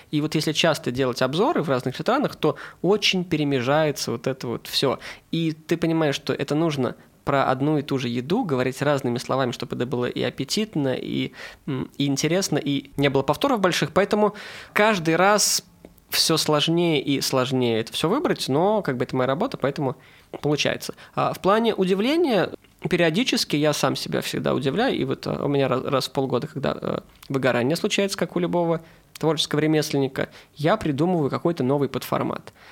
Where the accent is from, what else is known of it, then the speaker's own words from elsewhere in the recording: Saint Petersburg, Russia; я из Петербурга